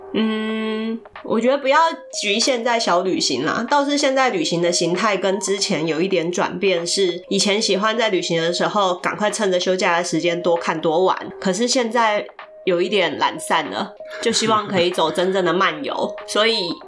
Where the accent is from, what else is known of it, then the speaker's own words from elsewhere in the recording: Taiwan; 我自己虽然出生在台湾